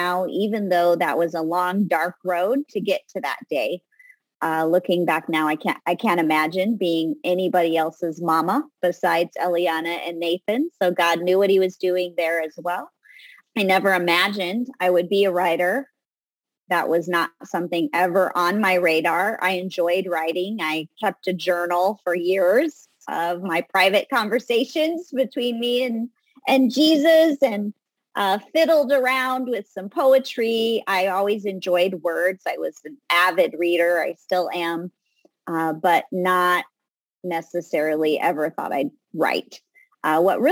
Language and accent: English; Southern California, United States; I grew up in Southern California